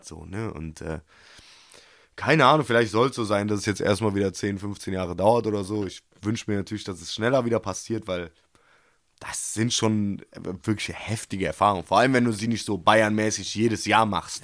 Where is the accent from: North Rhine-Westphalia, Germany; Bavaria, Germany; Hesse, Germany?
North Rhine-Westphalia, Germany; Cologne; als Kölner, als Fan in Köln, der hoch emotional verbunden ist mit diesem Verein